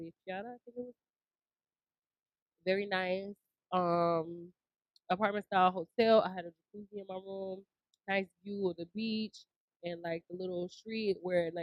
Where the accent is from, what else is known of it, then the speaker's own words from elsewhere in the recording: Chicago, Illinois, United States; I'm from Chicago